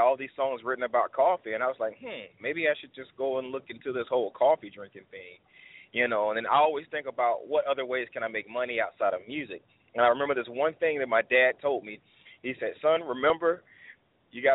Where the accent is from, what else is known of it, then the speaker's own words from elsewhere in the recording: United States; I'm from Carolina